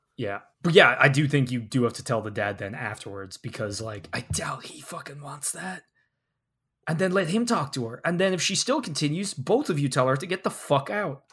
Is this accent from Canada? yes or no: no; Ireland; growing up in Ireland